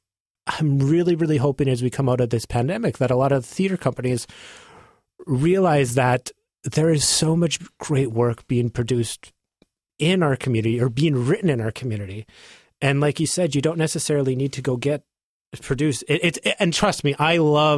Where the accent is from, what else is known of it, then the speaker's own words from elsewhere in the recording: Drake, North Dakota, United States; moved away as an adult; now in Portland, United States; my hometown of Drake, North Dakota